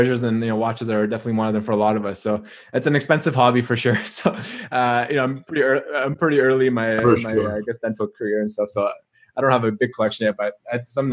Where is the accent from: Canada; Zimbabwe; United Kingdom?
Canada; Toronto, Ontario; now in Australia; I grew up in Toronto